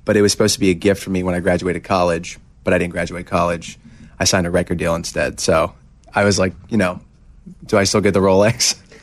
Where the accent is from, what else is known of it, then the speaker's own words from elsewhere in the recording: Hershey, Pennsylvania, United States; I grew up going to, uh, Hershey Bears games 'cause I'm from Hershey